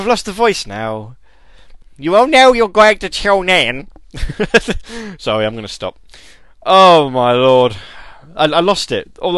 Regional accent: United Kingdom; I'm British

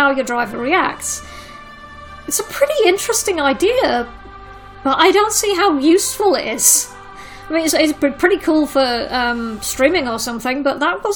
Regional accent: United Kingdom; being British

